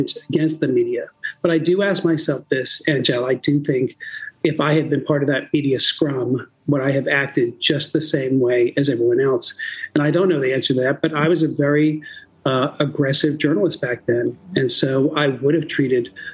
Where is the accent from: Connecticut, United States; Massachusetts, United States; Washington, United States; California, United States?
Massachusetts, United States; North Attleboro; I grew up in a suburb of Providence, in North Attleboro, Massachusetts